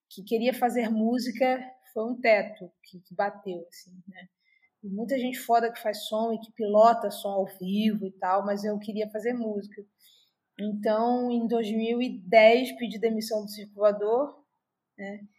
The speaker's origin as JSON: {"language": "Portuguese", "region": "Rio de Janeiro", "country": "Brazil", "said": "Cara, é... eu vim de Marechal Hermes, vim de uma criação cristã, sou filha adotiva, fui adotada aos nove e comecei a tocar na igreja."}